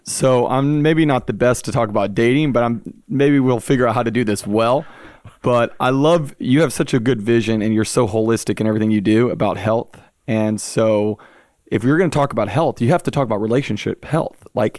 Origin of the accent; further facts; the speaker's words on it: Baton Rouge, Louisiana, United States; also born or lived in Pensacola; Yeah, I was born and raised in Baton Rouge, Louisiana. I'm a raging Cajun.